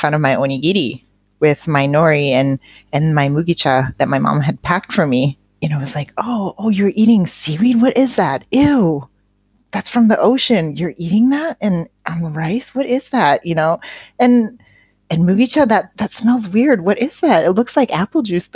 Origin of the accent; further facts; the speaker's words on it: Seattle, Washington, United States; I grew up in Seattle